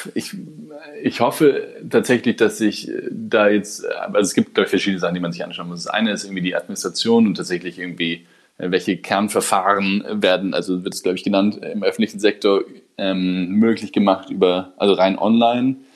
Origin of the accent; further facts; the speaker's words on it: Germany; als Deutsche